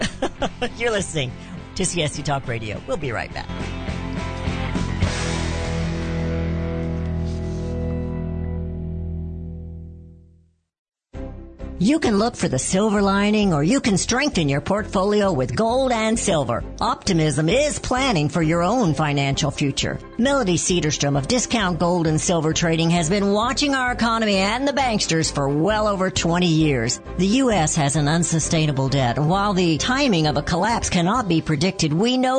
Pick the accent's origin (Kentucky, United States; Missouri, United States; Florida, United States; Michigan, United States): Missouri, United States; Jamestown; also born or lived in Kansas City area / California, Missouri; When we moved from Kansas City area down to Jamestown, my dad was piano tuner